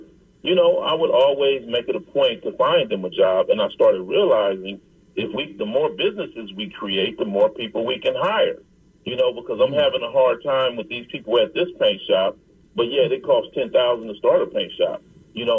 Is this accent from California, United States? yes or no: yes; Compton, California, United States; growing up in Compton